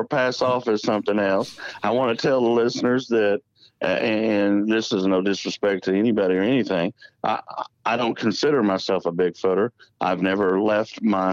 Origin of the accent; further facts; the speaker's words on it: McAlester, Oklahoma, United States; I was born and raised in McAllister, Oklahoma. It's in southeastern Oklahoma.